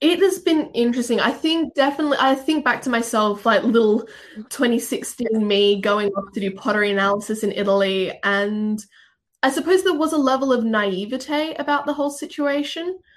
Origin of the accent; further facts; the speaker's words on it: Australia; accent: Australian; So my accent isn't 100% Australian. So, if, so yeah, if anyone from Australia listens, they'll be like, this isn't a real Australian accent.